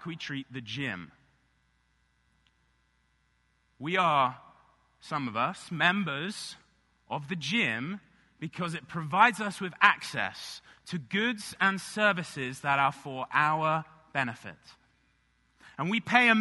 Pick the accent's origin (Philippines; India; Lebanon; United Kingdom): United Kingdom; England; now in United States; I grew up in England